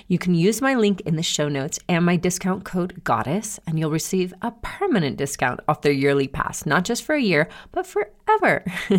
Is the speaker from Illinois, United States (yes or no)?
no; Georgia, United States; also born or lived in Brazil; growing up in Georgia? Is it growing up partially in Brazil?